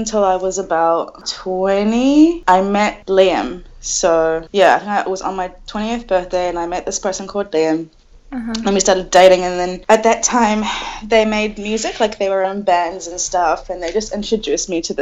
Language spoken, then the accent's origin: English; New Zealand; moved away as an adult; also born or lived in Dubai; now in Newcastle, Australia; I was born in Dubai, and then when I was about 4-ish, me and my whole family moved to New Zealand